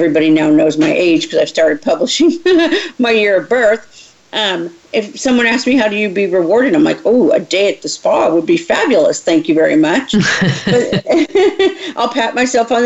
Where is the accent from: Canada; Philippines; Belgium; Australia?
Canada; now in Texas, United States; I was raised in Canada, so things were very different here in Texas when I moved here.